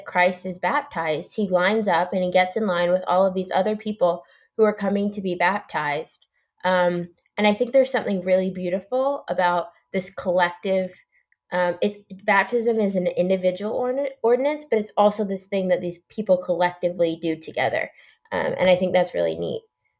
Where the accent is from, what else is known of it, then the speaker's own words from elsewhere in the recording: New York, United States; And I think this is because I grew up in New York, and so there weren't that many baptisms.